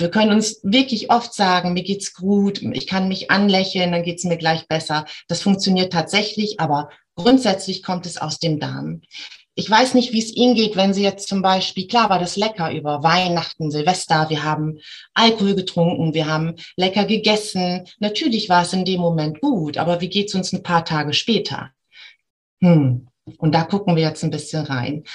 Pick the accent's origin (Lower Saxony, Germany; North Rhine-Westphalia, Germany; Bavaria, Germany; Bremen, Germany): Bremen, Germany; ich komme aus Bremen